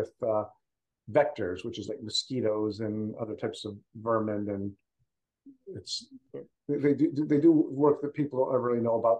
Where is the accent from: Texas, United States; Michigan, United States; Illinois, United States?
Michigan, United States; Macomb County; moved away as an adult; now in California, United States; my hometown county of Macomb County, Michigan.